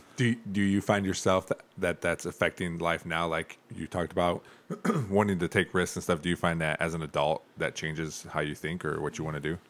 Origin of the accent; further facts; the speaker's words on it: Toledo, Ohio, United States; We we grew up in Toledo. I grew up down the street from Rogers High School